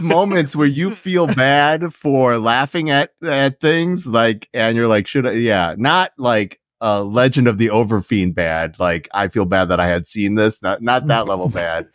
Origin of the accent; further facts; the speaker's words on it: Canada; I'm Canadian.